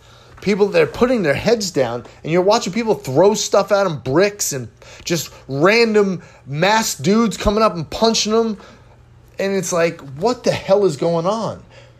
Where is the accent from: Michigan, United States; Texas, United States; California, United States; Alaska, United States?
California, United States; now in Houston, United States; I live in Houston now. This place floods all the time. Do you think that I'm prepared? Absolutely. I came from Southern California where we were right next to a fault line.